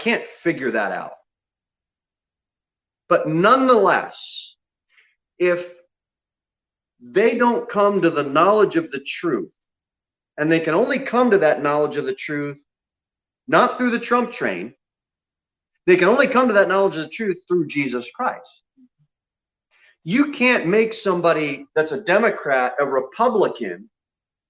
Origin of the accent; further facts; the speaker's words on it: United States; now in Tennessee, United States; I was born in the United States of America